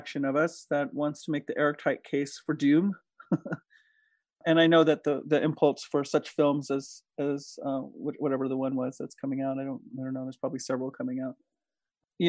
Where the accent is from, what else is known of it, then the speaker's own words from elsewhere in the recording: Diné Nation, Navajo Nation, United States; now in Taos, United States; I come from Diné Nation. As my daughter says, people know us incorrectly as Navajo